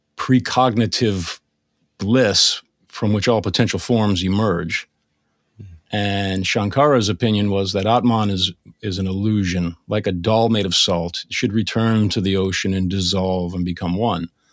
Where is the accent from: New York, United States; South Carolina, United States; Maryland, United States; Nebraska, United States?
Maryland, United States; Bethesda; I grew up in Bethesda, Maryland